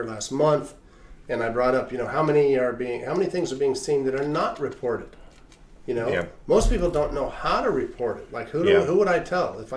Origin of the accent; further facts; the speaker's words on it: Reno, Nevada, United States; I grew up in Reno